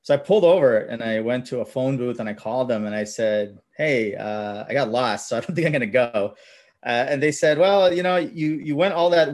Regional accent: Mississauga, Ontario, Canada; English is a second language; I grew up in Mississauga. We're immigrants, so we came around late 80s, I think. Didn't know English.

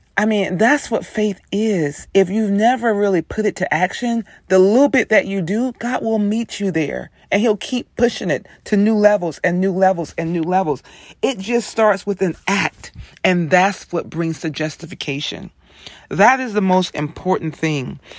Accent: the South, United States; I'm from the South

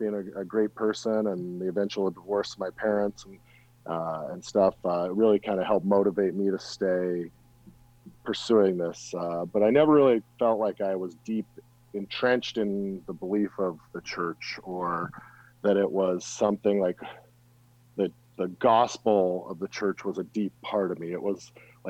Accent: Salt Lake City, Utah, United States; I grew up in Cottonwood area of Salt Lake City, Utah.

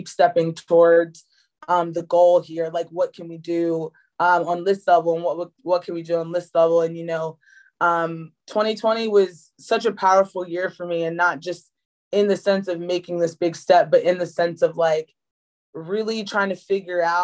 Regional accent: Chestertown, Maryland, United States; I grew up on the Eastern Shore of Maryland, Chestertown specifically

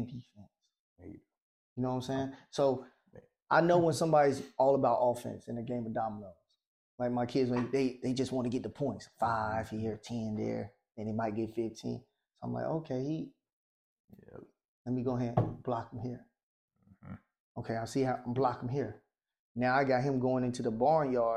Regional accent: the South, United States; I'm from the South.

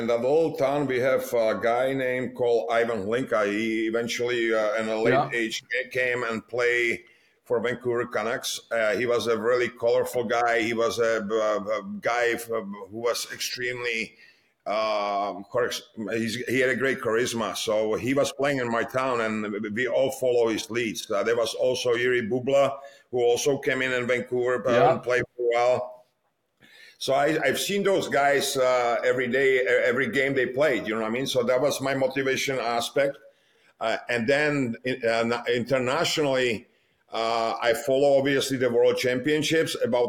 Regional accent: Litvínov, Ústí nad Labem Region, Czechia; also born or lived in Most; I was born in Most, right? Because Litvinov was about 10 miles away from Most, and everybody who was living in Litvinov was born in Most

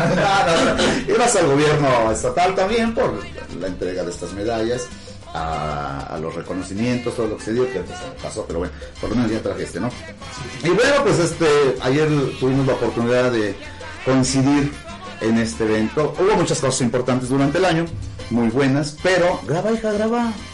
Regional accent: Huamantla, Tlaxcala, Mexico; yo soy nativo, nacido aquí en Guamantla

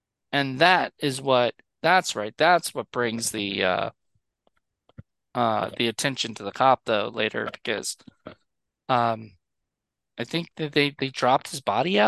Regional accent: Canada; It's crazy. I never thought of this as a Canadian.

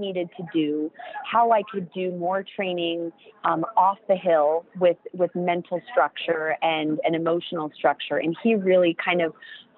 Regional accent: United States; as an American

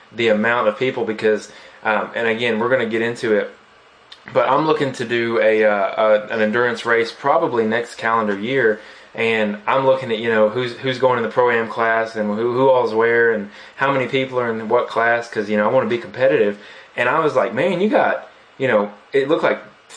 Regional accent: Southeast, United States; growing up in the Southeast, I've been in the off-road community for many years now

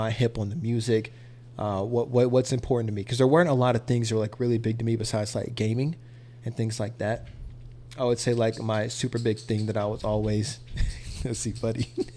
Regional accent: Mississippi, United States; now in Dallas, United States; we moved to Mississippi and we spent the rest of our, a majority of my life in Mississippi

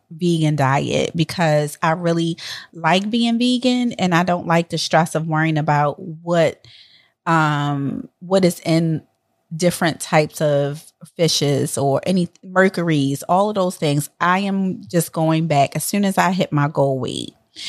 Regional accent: Miami, Florida, United States; from Miami

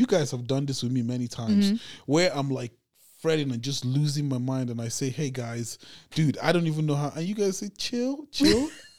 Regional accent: Abuja, Federal Capital Territory, Nigeria; now in Los Angeles, United States; But that was always the cool thing is always how I came from Africa, which I grew up in the capital of Nigeria.

